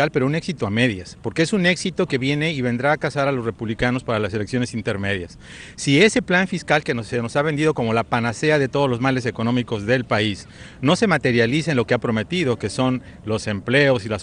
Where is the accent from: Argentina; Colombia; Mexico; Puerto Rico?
Mexico; now in United States; como mexicano por lo menos no me ha deportado en los últimos meses